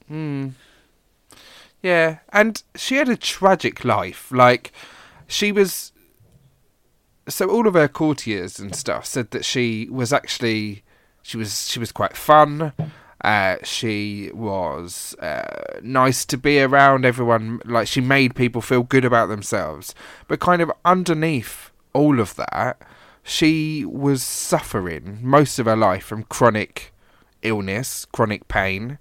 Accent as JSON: {"language": "English", "region": "southern England", "country": "United Kingdom", "also_born_or_lived": "Scotland", "said": "being an English Southern gent"}